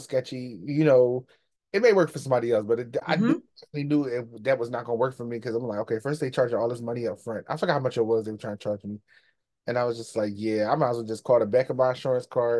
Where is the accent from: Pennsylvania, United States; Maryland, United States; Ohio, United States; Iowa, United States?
Pennsylvania, United States; Philadelphia; now in Delaware, United States; I'm from Philly, but I live